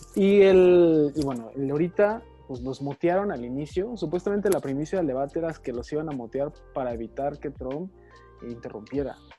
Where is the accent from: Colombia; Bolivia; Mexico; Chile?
Mexico; nosotros como mexicanos